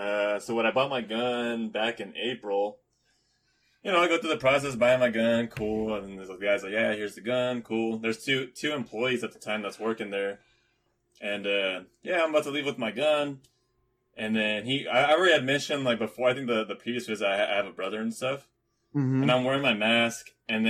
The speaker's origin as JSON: {"language": "English", "country": "Philippines", "said": "I'm Filipino."}